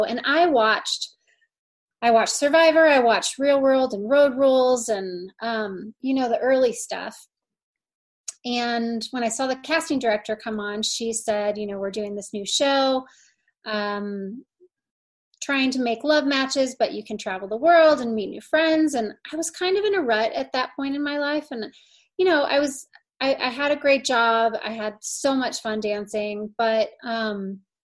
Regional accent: St. Louis, Missouri, United States; moved away as an adult; also born or lived in Indianapolis, Indiana / Bloomington, Indiana / Miami, Florida / Los Angeles, California; now in Vail, Colorado, United States; I was raised in St. Louis. I lived there throughout high school until I went to college.

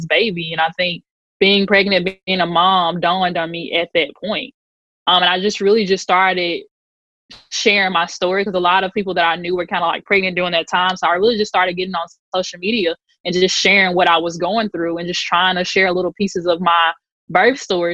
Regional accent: Mississippi Delta, United States; moved away; we're from the Delta originally

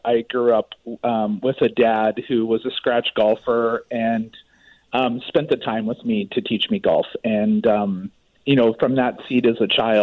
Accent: Maple Ridge, British Columbia, Canada; I grew up in Maple Ridge

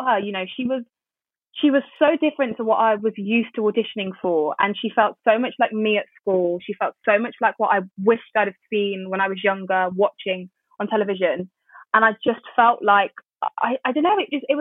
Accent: United Kingdom; I'm British

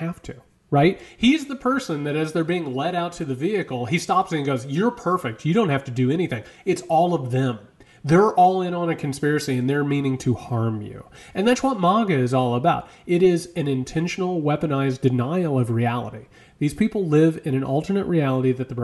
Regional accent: Midwest, United States; moved away; I'm from the Midwest.

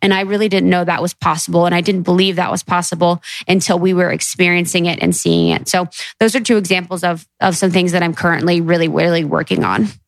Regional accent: Midwest, United States; growing up in the Midwest

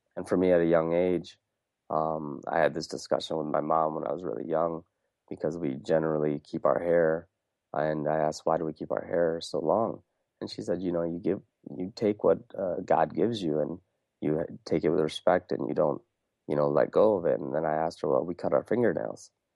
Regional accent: Wisconsin, United States; also born or lived in India; growing up in Wisconsin, being born in, uh, India

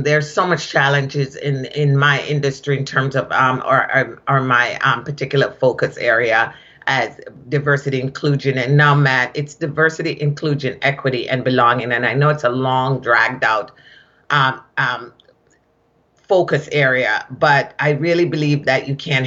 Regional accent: Kingston, Jamaica; accent: Jamaican; moved away as an adult; also born or lived in Shawnee Mission, Kansas / Boston, Massachusetts; now in United States; I am originally from Kingston, Jamaica, and I came to this country, was sponsored to come to this country as a nanny.

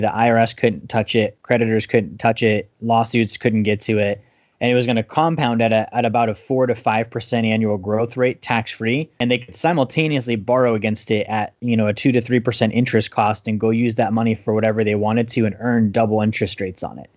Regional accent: Alaska, United States; I grew up in Alaska

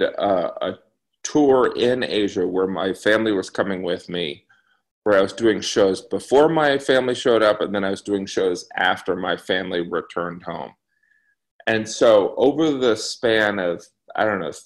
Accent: United States; I'm this American

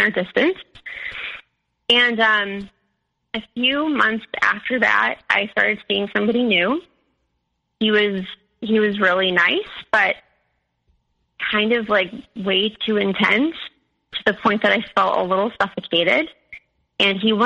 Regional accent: Chicago, Illinois, United States; moved away; I'm from Chicago

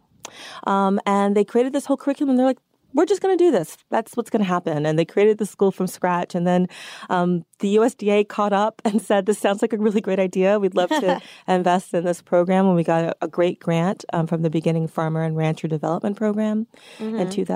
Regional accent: New York City, New York, United States; I was born and raised here in New York City, very much a city girl

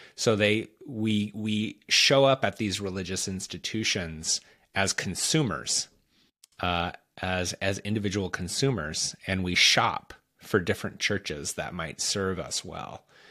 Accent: United States; we as American Christians

